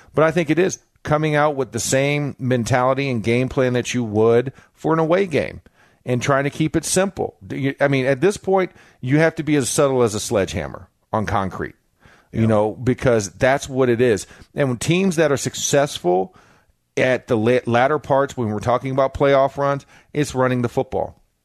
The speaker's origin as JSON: {"language": "English", "region": "Florida", "country": "United States", "also_born_or_lived": "Pittsburgh", "moved": "as an adult", "said": "I played in Pittsburgh for nine years, and I'm from Florida"}